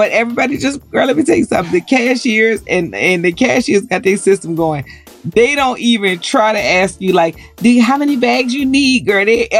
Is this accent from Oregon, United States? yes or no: no; New Orleans, Louisiana, United States; moved away; I'm from New Orleans.